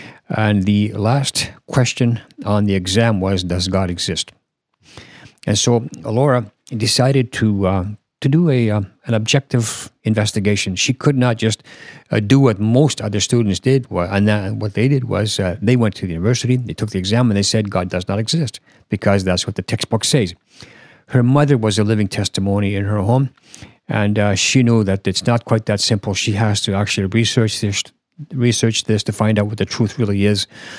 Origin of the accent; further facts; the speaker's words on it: Canada; now in Finland; I was born in Finland, and I currently live in Finland, but there's a lot more to my life than that. Of course, I have raised in Canada, and so I've lived in Canada for about almost 20 years.